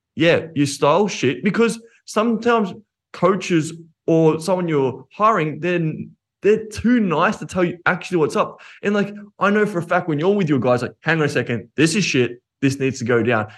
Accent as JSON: {"language": "English", "country": "Australia", "said": "I'm Australian"}